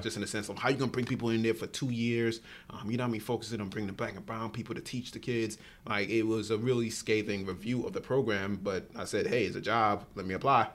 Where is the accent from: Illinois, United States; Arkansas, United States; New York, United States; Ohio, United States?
New York, United States; New York City; moved away; grew up Born and raised in Brooklyn, New York, first generation person in this country for my family.